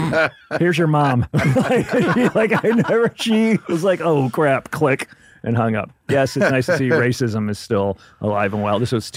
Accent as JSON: {"language": "English", "town": "Memphis", "region": "Tennessee", "country": "United States", "moved": "as an adult", "lives_now": "Los Angeles, United States", "said": "I'm originally from Memphis, Tennessee."}